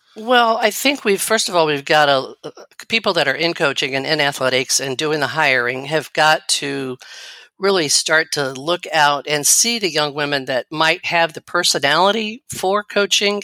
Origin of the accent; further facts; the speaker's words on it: Missouri, United States; I grew up in Missouri